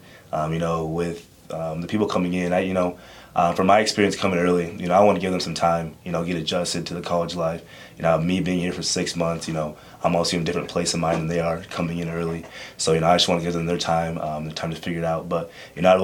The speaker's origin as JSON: {"language": "English", "town": "Columbus", "region": "Nebraska", "country": "United States", "tie": "born or raised there", "also_born_or_lived": "Uganda"}